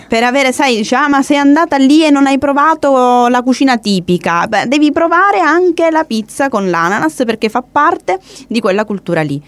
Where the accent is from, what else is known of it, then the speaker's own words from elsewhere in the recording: Italy; in quanto italiana